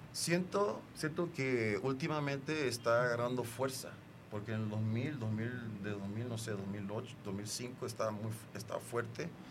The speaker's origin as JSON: {"language": "Spanish", "town": "Acapulco", "region": "Guerrero", "country": "Mexico", "tie": "born or raised there", "also_born_or_lived": "United States", "moved": "yes", "said": "recuerdo de niño en Acapulco"}